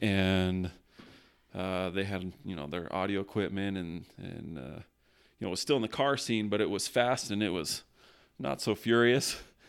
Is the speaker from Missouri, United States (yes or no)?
no; California, United States; also born or lived in Las Vegas, United States; I ended up going from Vegas back to California. I grew up in California, and Whittier was the last place that I lived.